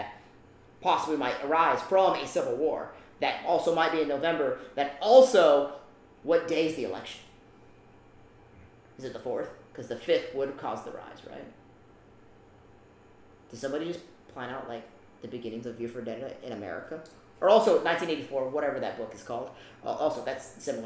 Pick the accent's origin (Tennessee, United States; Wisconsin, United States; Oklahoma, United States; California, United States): California, United States; I'm from California